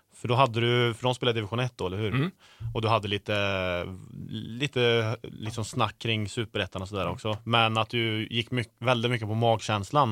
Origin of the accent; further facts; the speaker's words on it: Karlstad, Värmland, Sweden; folk kallar mig för bonde för att jag kommer från Karlstad